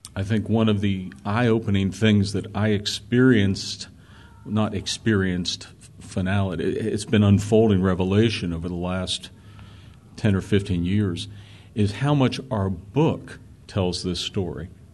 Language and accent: English; Pittsburgh, Pennsylvania, United States; I grew up in an area in Pittsburgh.